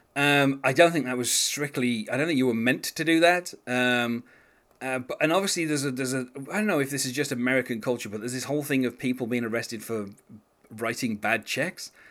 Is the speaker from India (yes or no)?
no; United Kingdom; being a British person